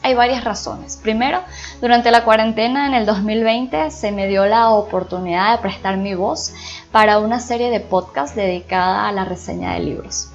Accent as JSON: {"language": "Spanish", "country": "Venezuela", "said": "Inicialmente soy venezolana"}